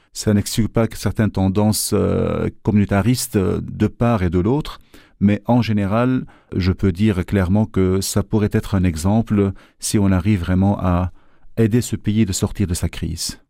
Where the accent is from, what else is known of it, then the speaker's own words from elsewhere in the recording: Lebanon; moved away as an adult; now in Brussels, Belgium; je suis libanais déjà d'origine et que vu que je travaillais dans le pays